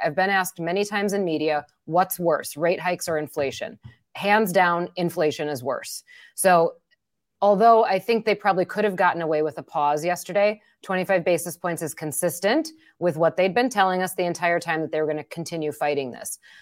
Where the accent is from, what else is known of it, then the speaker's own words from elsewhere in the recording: Wisconsin, United States; accent: Wisconsin; my Wisconsin accent